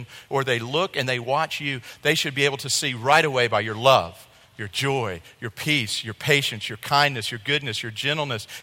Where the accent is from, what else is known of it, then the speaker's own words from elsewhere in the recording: Columbia, South Carolina, United States; moved away; also born or lived in Southeast Missouri; I'm from South Carolina. I can put on one of the little native stickers. I was born in Columbia.